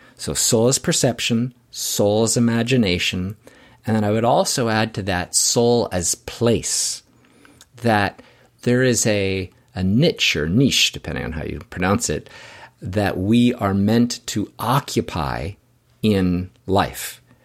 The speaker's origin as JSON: {"language": "English", "country": "Canada", "said": "I'm from Canada"}